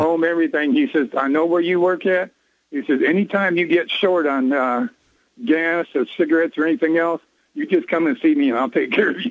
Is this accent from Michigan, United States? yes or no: no; Nashville, Tennessee, United States; now in Huntsville, United States; I grew up in Nashville, Tennessee